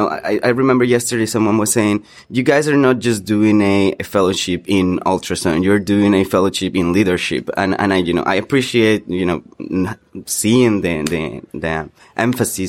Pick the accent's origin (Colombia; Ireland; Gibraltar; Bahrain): Colombia; moved away as an adult; also born or lived in North Carolina; now in United States; I'm originally from Colombia. I'm a physician from there. And then I've been here now for 6 years